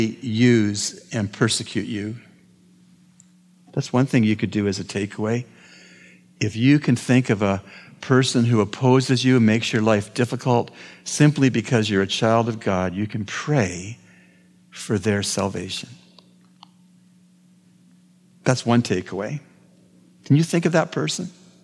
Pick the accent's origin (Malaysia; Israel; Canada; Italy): Canada; I'm a Canadian.